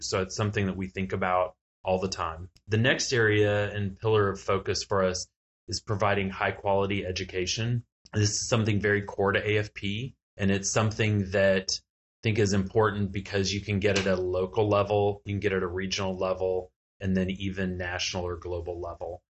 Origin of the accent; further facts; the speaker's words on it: Texas, United States; I'm from Texas